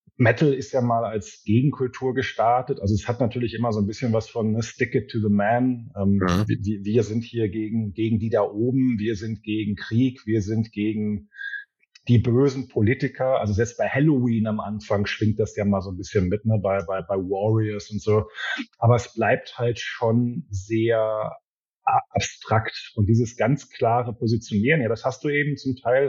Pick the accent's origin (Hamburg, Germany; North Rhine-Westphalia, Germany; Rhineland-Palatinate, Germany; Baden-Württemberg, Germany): North Rhine-Westphalia, Germany; Ruhr area; ich komme ja auch aus dem Pott